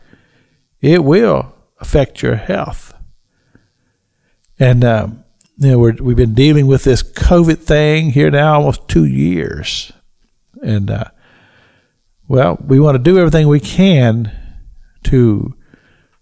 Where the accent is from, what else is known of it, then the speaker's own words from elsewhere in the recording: Kentucky, United States; moved away; I grew up in Kentucky, so I know all about snow